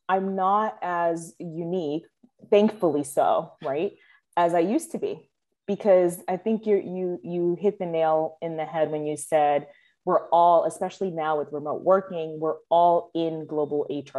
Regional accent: Dominican Republic; as you mentioned, I'm from Dominican Republic. And so there's a language advantage, right?

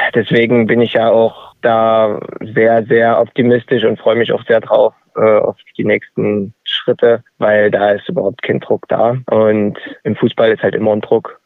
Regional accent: Dresden, Saxony, Germany; als Dresdner

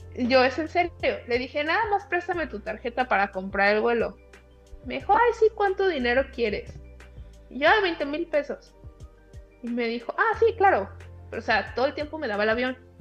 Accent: Zamora, Michoacán, Mexico; moved away as an adult; also born or lived in Monterrey, Mexico; now in Cairo, Egypt; soy de Zamora, Michoacán

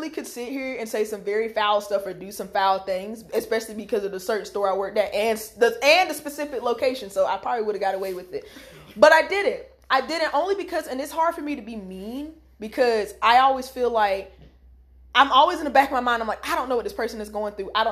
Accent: the Carolinas, United States; the Carolinas. That's that's where we're from. Yep. Um. So yeah, how we speak is especially like I know my accent comes out the most when I get excited, or when I get angry.

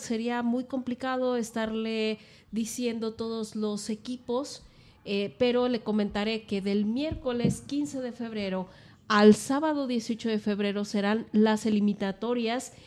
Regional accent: Mexico; parte de nuestra cultura también este, como mexicanos

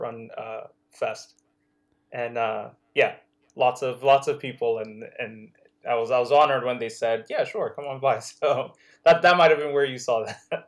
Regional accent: Nigeria; also born or lived in Netherlands; now in United States; in Nigeria, like, I, I remember growing up on Thundercats

